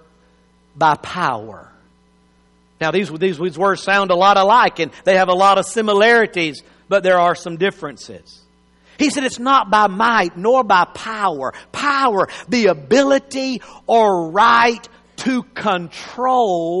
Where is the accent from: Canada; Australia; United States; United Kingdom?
United States; as an American